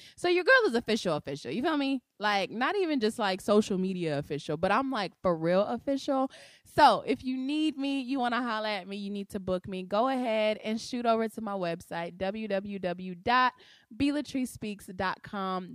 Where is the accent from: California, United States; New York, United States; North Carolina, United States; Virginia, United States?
California, United States; Compton; moved away; I was born in Compton, California, at a little house, um, on Pearl Street